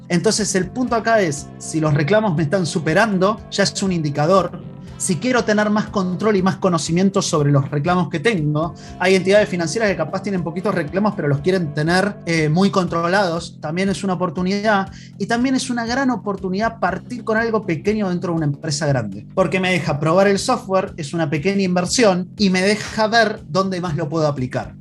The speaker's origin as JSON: {"language": "Spanish", "country": "Argentina", "accent": "Argentine", "moved": "as an adult", "lives_now": "Chile", "said": "mi acento es un poquito argentino, pero hace ya más de cinco años que estoy acá radicado en Chile"}